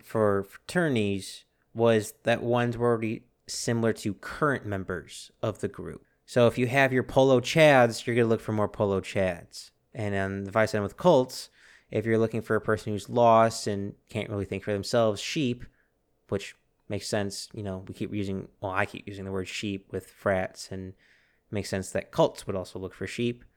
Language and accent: English; United States; we're Americans.